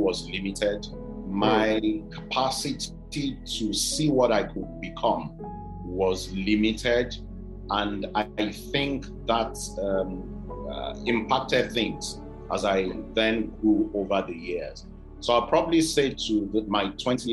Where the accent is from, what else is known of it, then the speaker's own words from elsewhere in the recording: Oyo, Nigeria; also born or lived in Ibadan / Abeokuta; Oyo Town, where I'm from, Ibadan